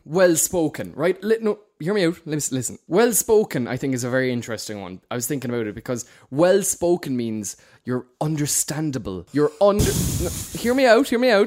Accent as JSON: {"language": "English", "town": "Cork", "region": "Munster", "country": "Ireland", "accent": "Cork", "said": "we're, we're Cork men"}